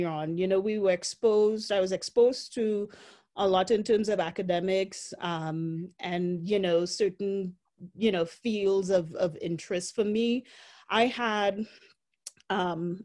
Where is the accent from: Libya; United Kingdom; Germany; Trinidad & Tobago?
Trinidad & Tobago; Port of Spain; also born or lived in South Dakota; now in Denver, United States; growing up in Port of Spain